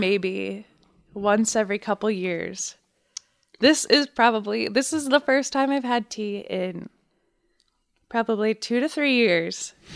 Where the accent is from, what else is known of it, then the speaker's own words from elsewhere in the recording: Dayton, Ohio, United States; I am personally from Dayton, Ohio